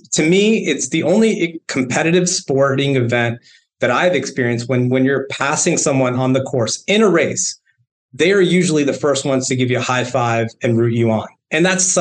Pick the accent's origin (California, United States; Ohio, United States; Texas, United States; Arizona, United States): Texas, United States; San Antonio; we're from San Antonio